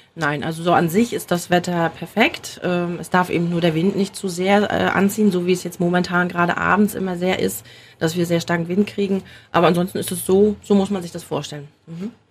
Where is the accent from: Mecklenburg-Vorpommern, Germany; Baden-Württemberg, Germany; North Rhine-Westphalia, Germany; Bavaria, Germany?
Mecklenburg-Vorpommern, Germany; hier bei uns in Mecklenburg-Vorpommern